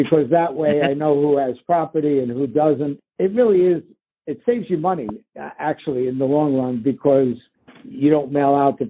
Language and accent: English; New York, United States; also born or lived in Florida; now in Denver, United States; I'm from New York